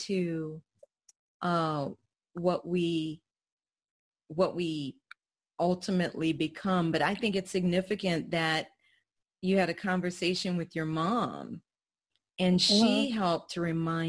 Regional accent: the South, United States; I'm a Southerner

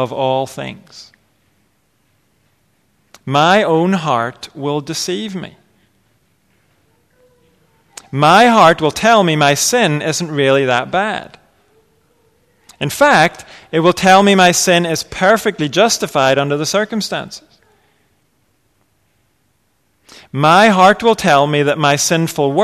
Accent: England, United Kingdom; we're English

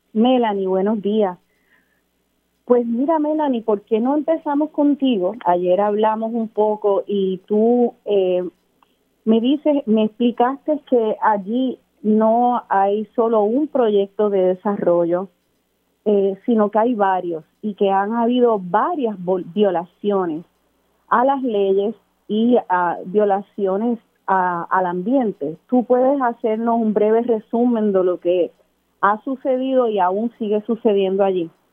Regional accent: Aguadilla, Puerto Rico; nunca voy a olvidar mis días de niña en Aguadilla

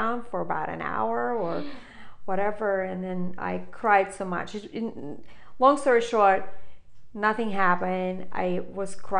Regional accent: Moscow, Russia; now in United States; So I grew up in Russia and I've spent, grew up in Moscow

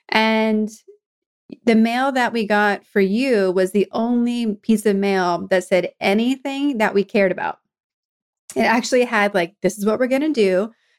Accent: East Coast, United States; also born or lived in California; I'm from the East Coast originally, but I've gone back and forth between California and someplace on the East Coast most of my life, and even lived abroad.

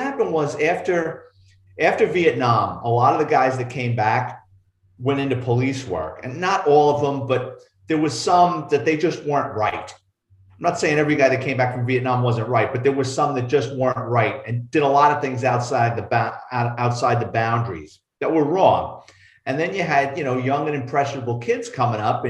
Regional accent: New York City, New York, United States; growing up in the Bronx in New York City, I grew up in the late 60s, early 70s

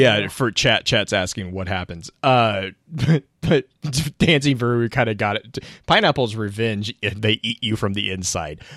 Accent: the South, United States; also born or lived in West Texas; growing up in the South

